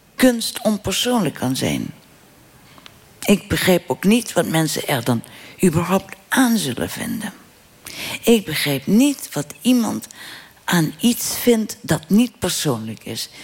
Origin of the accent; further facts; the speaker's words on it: Limburg, Netherlands; moved away; ik ben weggegaan uit mijn geboortedorp en uit mijn land. Want Limburg is geen provincie, Limburg is een land